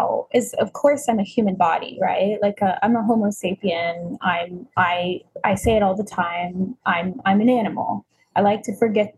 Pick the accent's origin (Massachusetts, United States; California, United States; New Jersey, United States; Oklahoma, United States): Oklahoma, United States; Tulsa; I grew up in Tulsa, Oklahoma, where the 1921 race massacres happened